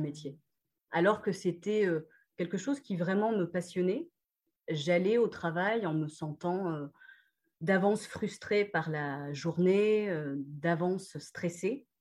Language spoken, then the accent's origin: French; Réunion; moved away as an adult; also born or lived in Lens, France / Australia; alors donc j'ai grandi à La Réunion jusqu'à 18 euh, ans. En fait, je suis née à Lens